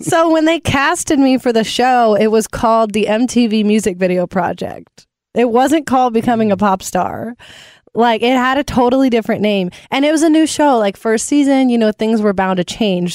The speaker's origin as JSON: {"language": "English", "town": "Nashville", "region": "Tennessee", "country": "United States", "tie": "born or raised there"}